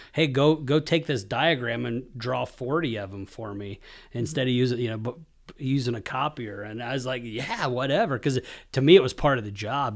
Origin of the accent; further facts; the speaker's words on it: Hays, Kansas, United States; moved away as an adult; also born or lived in McCook, Nebraska; I grew up in Kansas, Hayes, Kansas